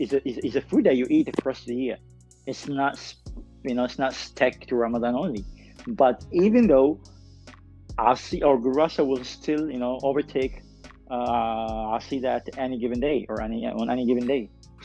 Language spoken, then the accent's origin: English; Sudan; But honestly, and I'm not saying that because I'm Sudanese, this is a thing that I didn't see much.